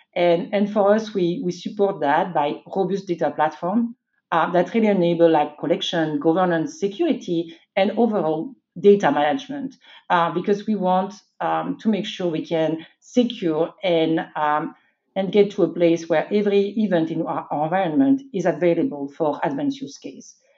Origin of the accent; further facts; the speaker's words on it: France; moved away as an adult; also born or lived in Belgium; I was born and raised in France.